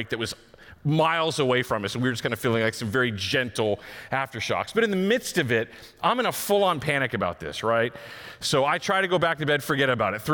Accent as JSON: {"language": "English", "region": "Texas", "country": "United States", "said": "I'm from Texas, so I'm used to like tornadoes and thunderstorms"}